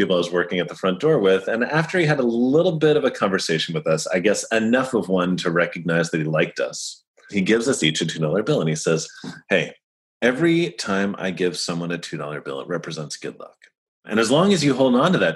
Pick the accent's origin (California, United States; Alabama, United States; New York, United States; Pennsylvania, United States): New York, United States; Sleepy Hollow; also born or lived in Tarrytown; I'm from Westchester. I grew up in Sleepy Hollow and Tarrytown